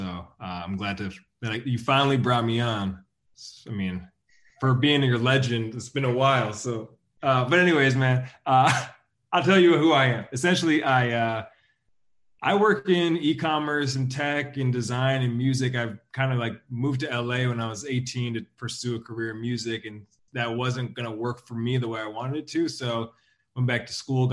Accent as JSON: {"language": "English", "area": "about 3 hours east of Vancouver", "region": "British Columbia", "country": "Canada", "tie": "born or raised there", "also_born_or_lived": "China", "said": "I was born in Vancouver, grew up about 3 hours east of Vancouver"}